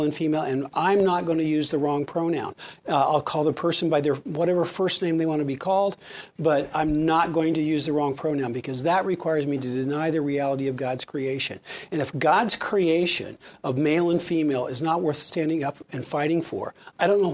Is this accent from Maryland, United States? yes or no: no; Kennewick, Washington, United States; I graduated from Kennewick High School